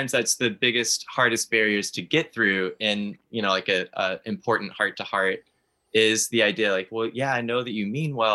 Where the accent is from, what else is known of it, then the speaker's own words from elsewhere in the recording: Texas, United States; also born or lived in Alaska; I'm originally from Texas, but I lived half of my life in Alaska as well.